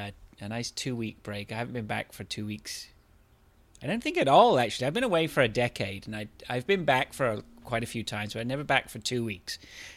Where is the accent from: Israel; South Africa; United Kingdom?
United Kingdom; England; now in Canada; I was born in Canada, but I moved to England when I was young, 12, and so I grew up all the way through until my 30s, until I got married and came back.